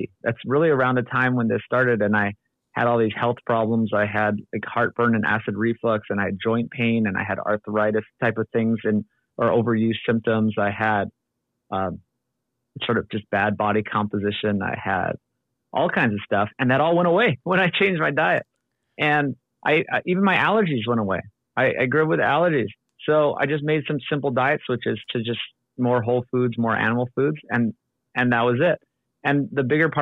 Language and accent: English; Oahu, Hawaii, United States; moved away as an adult; also born or lived in Los Angeles, California; I grew up on Oahu, born and raised. Then I made it out to UCLA